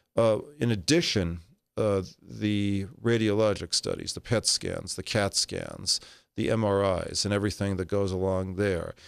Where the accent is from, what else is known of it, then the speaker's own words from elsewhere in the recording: Los Angeles, California, United States; moved away as an adult; now in Southern Nevada, United States; born and raised in Los Angeles, California.